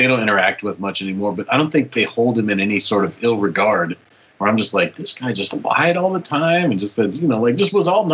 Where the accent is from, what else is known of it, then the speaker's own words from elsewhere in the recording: Midwest, United States; I come from the Midwest